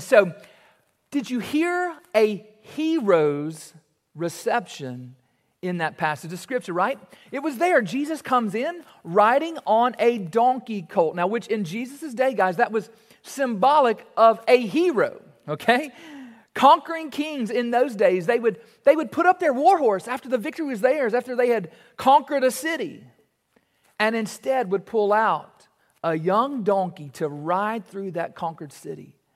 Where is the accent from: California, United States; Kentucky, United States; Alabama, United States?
Kentucky, United States; Warren East High School; playing basketball at Warney's High School